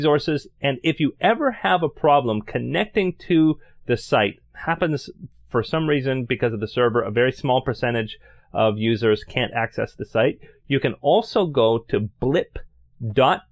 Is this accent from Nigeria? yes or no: no; Canada; As a Canadian, I always